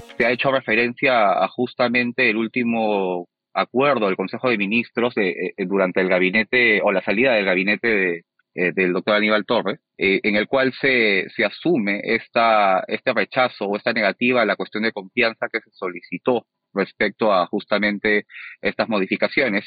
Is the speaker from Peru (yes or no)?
yes; Peru; somos los peruanos, el ciudadano de a pie.